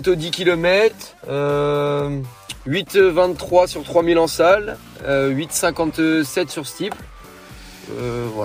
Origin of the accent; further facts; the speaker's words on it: Hérouville-Saint-Clair, Normandy, France; now in Caen, France; J'habite à Caen. Je viens de Caen, je suis né à Caen, j'ai grandi à Hérouville-Saint-Clair et euh, maintenant j'habite euh, de nouveau à Caen.